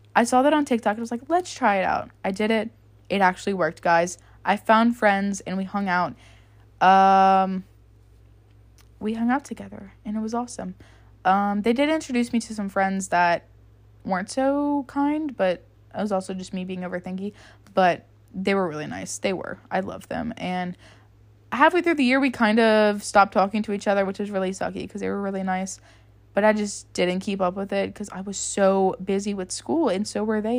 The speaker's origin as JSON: {"language": "English", "country": "United States", "tie": "born or raised there", "moved": "as an adult", "lives_now": "Baton Rouge, United States", "said": "I moved to a different city that was about a hundred miles or so away from my hometown. And I lived in a very, very small hometown."}